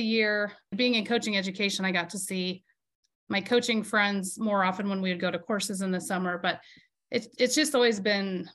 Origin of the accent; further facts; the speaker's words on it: Prairie Village, Kansas, United States; I grew up in Prairie Village, which is part of Kansas City on the Kansas side